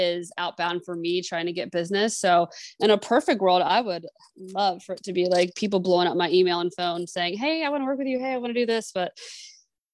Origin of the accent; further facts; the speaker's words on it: Apex, North Carolina, United States; now in Maryland, United States; I grew up in Apex, right outside of Raleigh